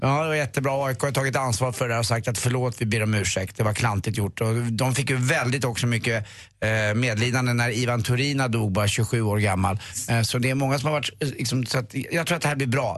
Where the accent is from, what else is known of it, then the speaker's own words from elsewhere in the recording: Stockholm, Stockholm County, Sweden; där jag var uppväxt då på Östermalm